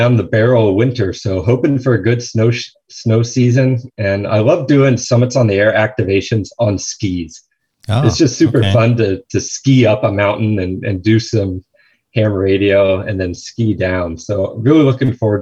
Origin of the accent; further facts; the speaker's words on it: San Luis Obispo, California, United States; I grew up in San Luis Obispo, and we would hike up Bishop's Peak, our local mountain there